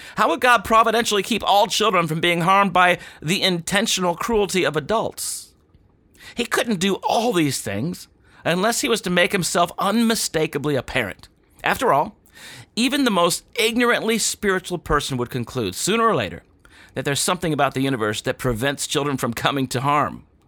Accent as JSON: {"language": "English", "country": "United States", "said": "as an American"}